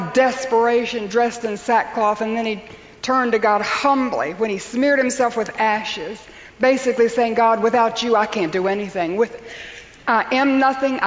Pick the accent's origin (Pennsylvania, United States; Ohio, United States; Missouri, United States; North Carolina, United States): North Carolina, United States; Western; I'm from Western North Carolina